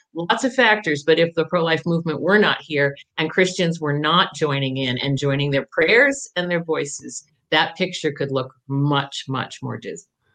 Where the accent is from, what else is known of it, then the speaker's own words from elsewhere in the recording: Jericho, Vermont, United States; also born or lived in Burlington, Vermont / Jay Peak, Vermont; now in Fairfax, United States; Oh, I'm a Vermonter. I, I was born uh, in Burlington